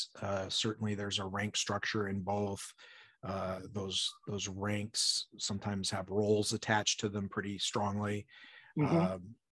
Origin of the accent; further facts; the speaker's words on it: Spokane, Washington, United States; also born or lived in Deer Park; I came from Spokane, Washington, which was in the mid 90s percentage of white people. You know, I mean, we had one black kid who went to our school in Deer Park, which is north of Spokane, small town.